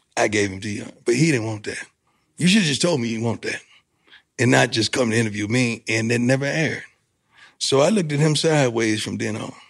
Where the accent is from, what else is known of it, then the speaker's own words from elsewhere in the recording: Florida, United States; I'm from Florida